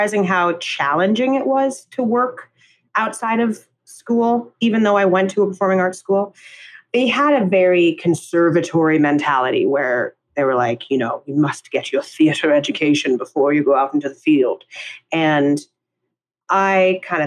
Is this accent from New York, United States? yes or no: yes; New York City, New York, United States; we grew up in Midtown in Hell's Kitchen in New York